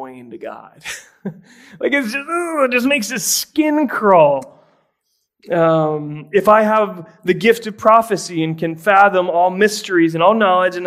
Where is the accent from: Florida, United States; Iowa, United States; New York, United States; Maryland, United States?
Florida, United States; Tampa; I grew up in the Tampa Bay area